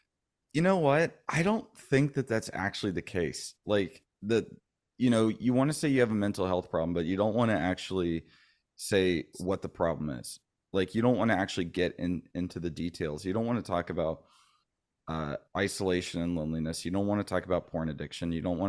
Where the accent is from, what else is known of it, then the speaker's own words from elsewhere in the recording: Florida, United States; also born or lived in Bay Area, United States; I'm originally from the Bay Area. {S1} Oh, wow. {S2} Gotcha. {S3} My dad was Navy. So we ended up moving around a lot. And I ended up growing up mostly in Florida